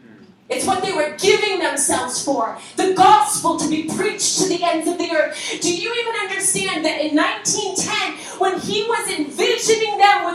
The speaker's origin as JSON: {"language": "English", "region": "Massachusetts", "country": "United States", "also_born_or_lived": "Boston", "said": "I'm from Massachusetts, we're in California."}